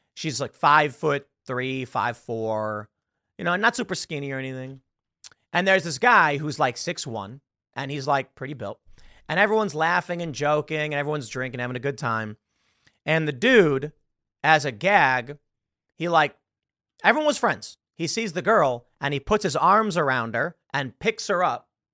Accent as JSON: {"language": "English", "town": "Chicago", "region": "Illinois", "country": "United States", "said": "I'm from Chicago, I'm from the South Side"}